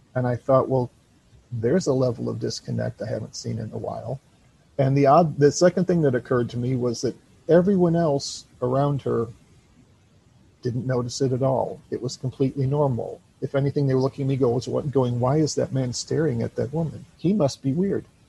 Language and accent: English; Illinois, United States; moved away as an adult; now in Florida, United States; I'm originally from Illinois, but I now live in Florida